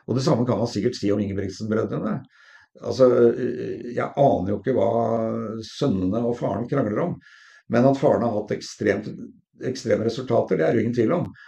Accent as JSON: {"language": "Norwegian", "region": "Oslo", "country": "Norway", "said": "Eh, og vi hadde da hvor jeg kom fra, da, fra Sollerud, og hvor vi var vel mer å kalle for middelklassen."}